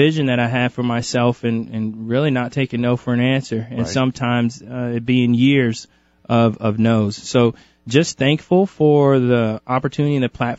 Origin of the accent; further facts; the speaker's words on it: Kansas City, Missouri, United States; Yeah, originally from Kansas City, Missouri. Moved around a ton as a kid. Mm-hmm. My dad's a Marine, so I moved around a bunch.